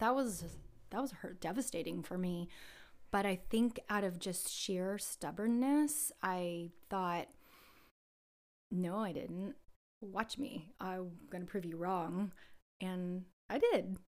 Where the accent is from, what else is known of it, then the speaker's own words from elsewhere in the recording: San Jose, California, United States; I was born here in San Jose, and I grew up before San Jose was Silicon Valley